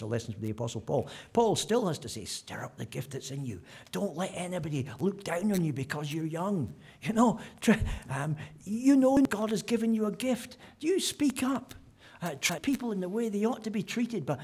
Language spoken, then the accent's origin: English; Scotland, United Kingdom; I'm Scottish